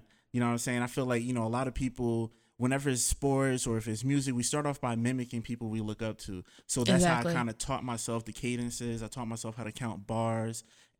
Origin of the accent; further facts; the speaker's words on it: Elizabeth, New Jersey, United States; also born or lived in Roselle, New Jersey; I was like born and raised in Elizabeth, New Jersey.